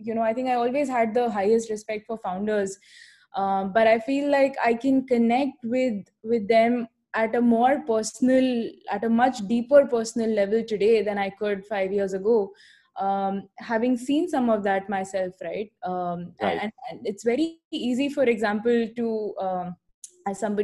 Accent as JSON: {"language": "English", "town": "Ahmedabad", "region": "Gujarat", "country": "India", "tie": "born or raised there", "said": "my childhood and growing up in Ahmedabad"}